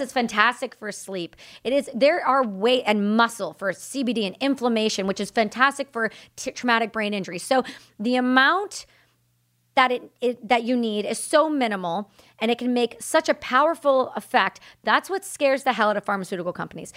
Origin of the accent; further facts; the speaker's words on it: Canada; I'm Canadian